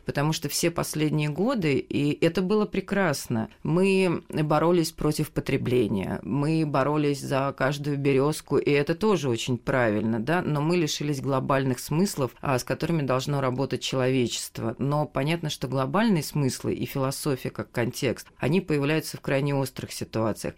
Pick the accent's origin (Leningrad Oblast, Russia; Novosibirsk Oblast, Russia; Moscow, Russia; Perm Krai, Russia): Moscow, Russia; я сама москвичка